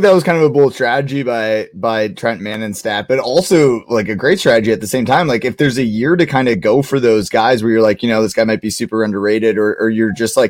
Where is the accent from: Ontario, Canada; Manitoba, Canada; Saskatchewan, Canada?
Ontario, Canada; Kitchener; I'm from Kitchener, and I like grew up watching the OHL